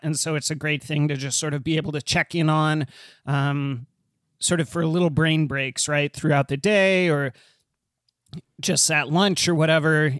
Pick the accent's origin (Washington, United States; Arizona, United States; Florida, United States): Arizona, United States; so I grew up in Arizona